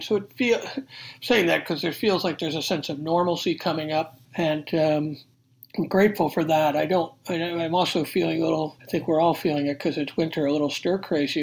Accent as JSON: {"language": "English", "town": "Rochester", "region": "New York", "country": "United States", "said": "I'm originally from Rochester, New York"}